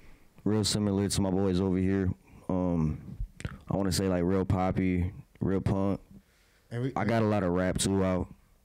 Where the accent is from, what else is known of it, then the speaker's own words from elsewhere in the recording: Albion, Michigan, United States; now in Jackson, United States; I'm from Albion, Michigan. I currently stay in Jackson, Michigan. 517, same place as … Yeah, just a kid from the Midland with big dreams.